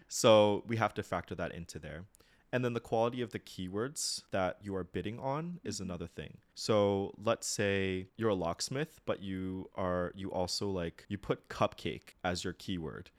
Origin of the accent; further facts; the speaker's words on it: United States; moved away as an adult; also born or lived in Japan; I'm a typical American